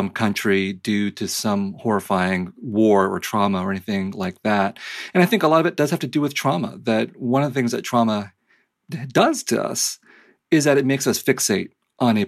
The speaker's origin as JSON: {"language": "English", "country": "United States", "tie": "born or raised there", "also_born_or_lived": "Vietnam", "said": "I was growing up in the United States in the 70s and 80s"}